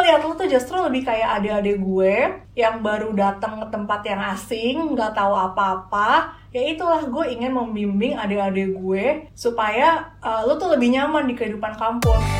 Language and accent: Indonesian; Depok, West Java, Indonesia; also born or lived in Semarang / Kalibata, Jakarta; jadi baru 5 SD sampai seterusnya gue baru jadi adep alias anak Depok.